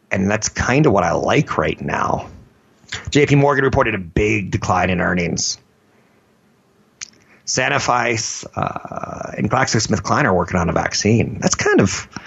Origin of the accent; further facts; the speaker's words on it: Germany; maybe in Germany? I'm from Germany.